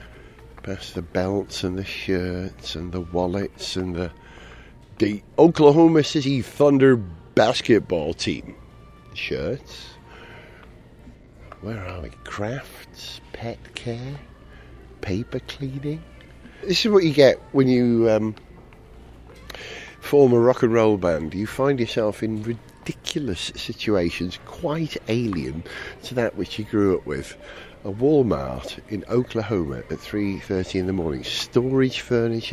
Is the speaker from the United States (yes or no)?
no; United Kingdom; as a Brit